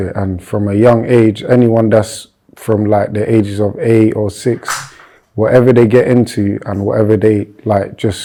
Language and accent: English; London, United Kingdom; I grew up in Bermondsey / Old Kent Road. That's my area still till now.